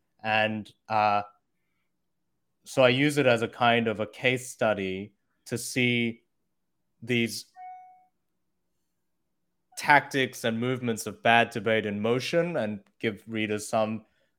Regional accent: Australia; also born or lived in Korea / United States / China; I was born in Korea, grew up in Australia, and then went to college in the US. And then I went over to China.

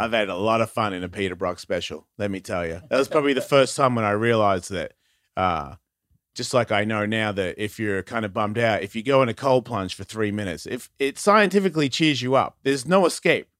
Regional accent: Australia; moved away; also born or lived in Carlsbad; I'm Australian

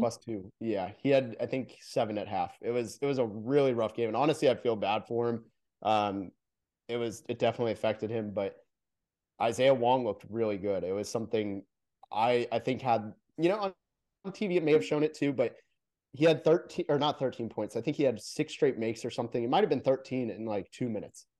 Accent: Orlando, Florida, United States; moved away; I'm from Orlando originally

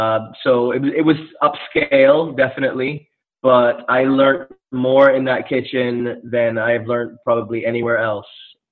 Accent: Barbados; moved away; also born or lived in Charleston, United States; I grew up in the Caribbean. I grew up in Barbados.

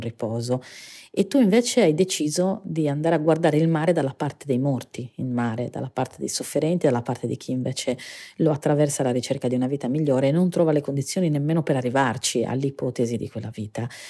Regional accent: Sardinia, Italy; Io in particolare vengo dalla Sardegna, quindi siamo lo scenario naturale di una cartolina idilliaca

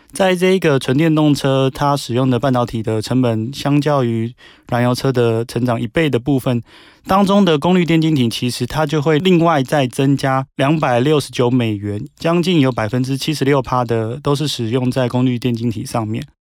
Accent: Taiwan; 我们台湾这边

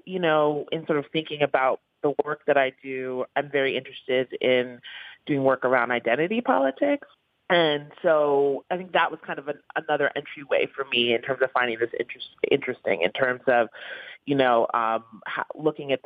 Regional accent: New York City, New York, United States; I grew up in the East Village

